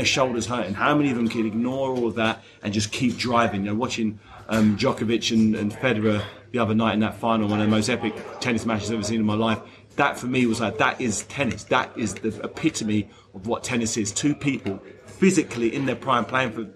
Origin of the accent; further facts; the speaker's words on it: London, United Kingdom; the O2 in South London, where I grew up, that's my home turf